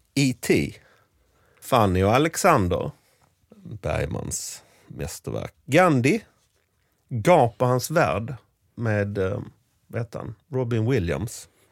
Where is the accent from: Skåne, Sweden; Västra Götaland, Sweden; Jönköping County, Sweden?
Skåne, Sweden; Sankt Olof; byn Sankt Olof, där jag växte upp